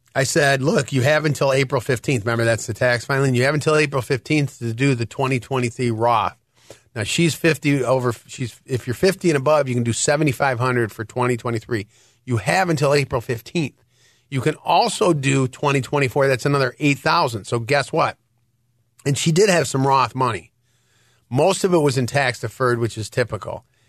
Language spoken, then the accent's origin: English; Detroit, Michigan, United States; now in Illinois, United States; I am from Detroit